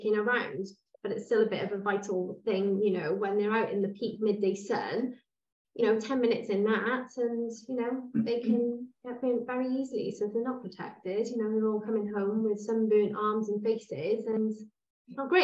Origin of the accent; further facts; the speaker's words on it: Cwmbran, Wales, United Kingdom; we're both from Cwmbran